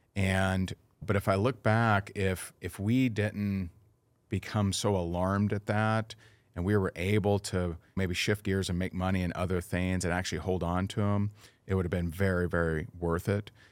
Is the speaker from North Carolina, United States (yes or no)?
no; Indiana, United States; now in Naples, United States; I am originally from Indiana, and I currently live in Naples, Florida.